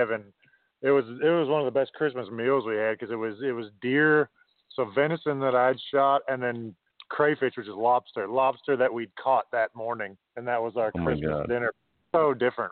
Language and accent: English; Minnesota, United States; moved away as an adult; now in New Zealand; I grew up in Minnesota